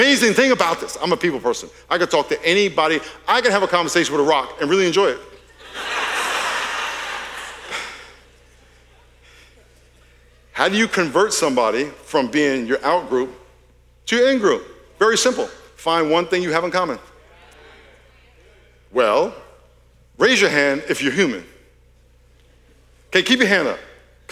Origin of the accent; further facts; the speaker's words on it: Long Island, New York, United States; moved away as an adult; now in California, United States; I'm from Long Island, New York. I'm a New Yorker. I've been in California 40 years, but I'm a New Yorker